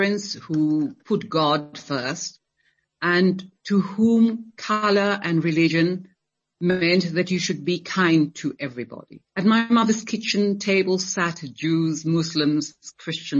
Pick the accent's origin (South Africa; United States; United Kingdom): South Africa; Western Cape; also born or lived in Johannesburg, South Africa; I'm a person from the Cape Coloured community